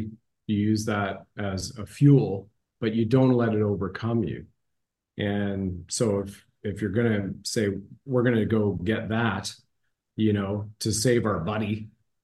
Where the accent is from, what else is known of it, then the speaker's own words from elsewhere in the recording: Ontario, Canada; When I grew up in Ontario, Canada